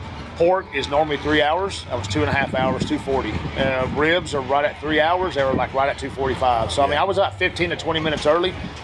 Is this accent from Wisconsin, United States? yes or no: no; Midland, Texas, United States; we're at 2,800 foot at 2,750, 2,780 in Midland. Yep. So where my hometown is, I'm 2,780